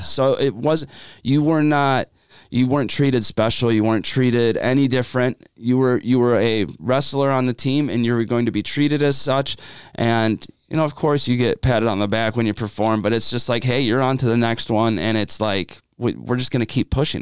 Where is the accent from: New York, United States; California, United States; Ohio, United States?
Ohio, United States; Madison; I am from Madison, Ohio